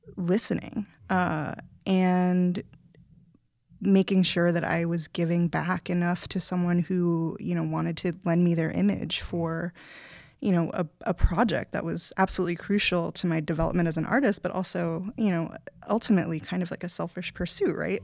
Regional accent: New York City, New York, United States; moved away as an adult; also born or lived in New Haven, Connecticut; now in North Adams, United States; I'm from the Bronx

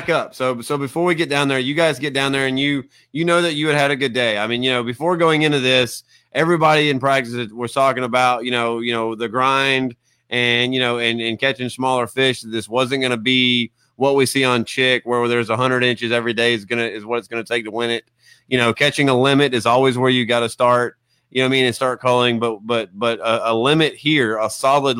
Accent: Alabama, United States; I'm from Alabama

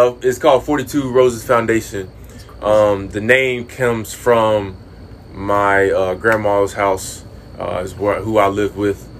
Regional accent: Midway, North Carolina, United States; now in Charlotte, United States; I am driving back home. I'm driving from Charlotte back to Midway for all of these games

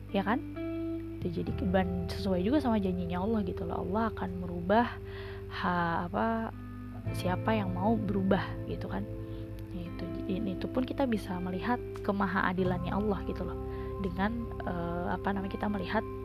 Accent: Indonesia; kita lahir di Indonesia

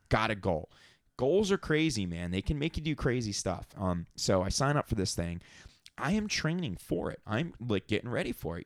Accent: Atlantic City, New Jersey, United States; when I was a little kid and growing up in Atlantic City, going to fights

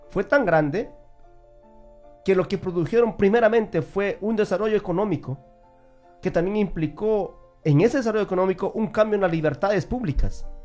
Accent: Peru; Yo soy de Perú y yo puedo decir que, que Estados Unidos con Perú no se comparan para nada.

